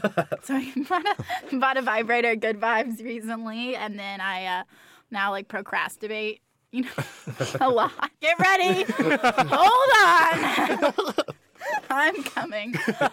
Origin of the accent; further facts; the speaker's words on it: Central Valley, California, United States; I'm from the Central Valley, and there's not a lot of do out there.